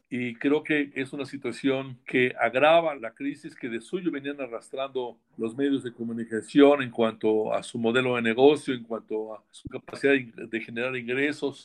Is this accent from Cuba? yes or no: no; Mexico; como periodista mexicano